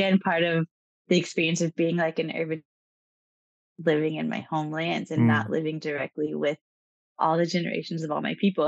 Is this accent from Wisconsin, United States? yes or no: no; Northern California, United States; also born or lived in Hawaii; now in Oahu, United States; we grew up in Wintu and Pitt River areas, tribal lands in Northern California.